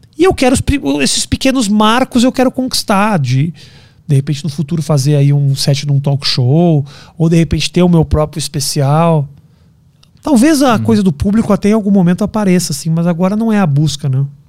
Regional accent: Brazil; moved away; eu sou, sou do Brasil, sou comediante, eu me apresentei aqui.

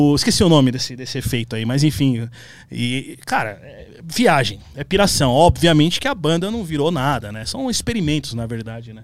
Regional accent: São Paulo, Brazil; Minha primeira bandinha era com os caras ali do, do, do, Cangaíba, que eu sou da, da, Zona Leste. E aí eu nasci na Penha

